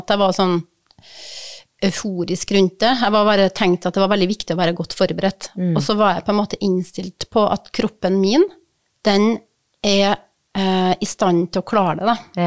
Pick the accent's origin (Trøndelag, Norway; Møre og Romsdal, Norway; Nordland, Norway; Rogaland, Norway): Møre og Romsdal, Norway; Kristiansund; Kristiansund, ja. som er byen der jeg kommer fra, som er fødeavdelinga der jeg ble født.